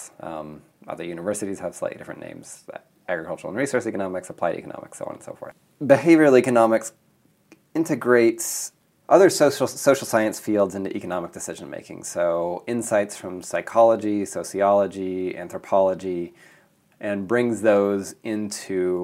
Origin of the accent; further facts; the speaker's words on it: Mead, Nebraska, United States; moved away as an adult; also born or lived in California / East Africa; I'm originally from Nebraska. I grew up on a farm a few miles north of Meade, Nebraska.